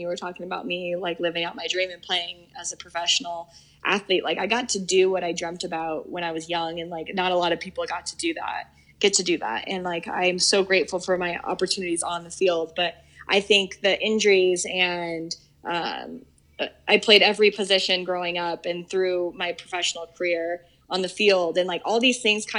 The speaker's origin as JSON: {"language": "English", "region": "Colorado", "country": "United States", "tie": "born or raised there", "said": "to work for my hometown team, a team that I've rooted for and watched for so long"}